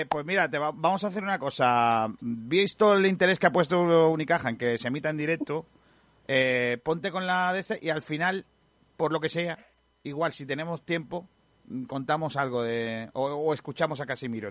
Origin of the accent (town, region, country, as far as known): Málaga, Andalusia, Spain